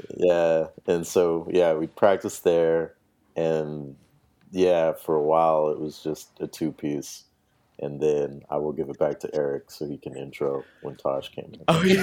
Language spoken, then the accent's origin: English; El Paso, Texas, United States; moved away as an adult; also born or lived in Austin; I'm from El Paso, Texas.